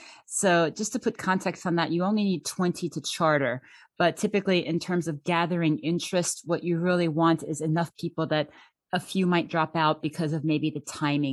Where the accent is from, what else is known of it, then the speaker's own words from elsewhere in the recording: Germany; moved away; I'm actually originally from Germany, so I am truly bilingual. I still speak German every day at work.